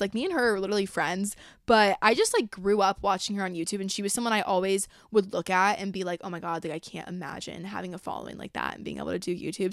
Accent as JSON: {"language": "English", "region": "a suburb in Georgia", "country": "United States", "tie": "born or raised there", "also_born_or_lived": "Los Angeles", "moved": "as an adult", "said": "I'm from, like, a suburb in Georgia about an hour, thirty minutes away from Athens, U G A, where a lot of kids I went to school with and grew up with wound up going to school"}